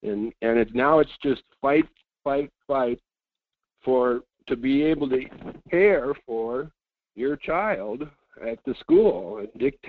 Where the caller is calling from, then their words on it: Fairbanks, Alaska, United States; in Fairbanks.